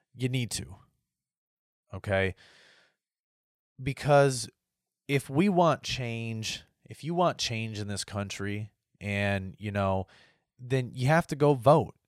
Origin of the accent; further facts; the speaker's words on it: United States; my rights as an American.